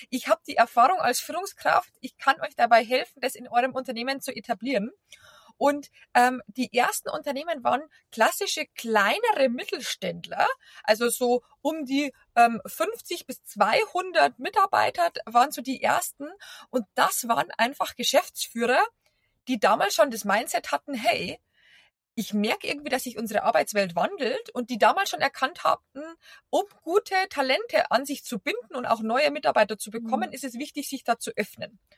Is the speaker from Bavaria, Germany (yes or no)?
yes; Bavaria, Germany; accent: Bavarian; now in Berlin, Germany; Äh, wie man unschwer hören kann, ich komme nicht aus Berlin, äh, sondern aus Bayern und bin eben vor über zehn Jahren nach Berlin zum Arbeiten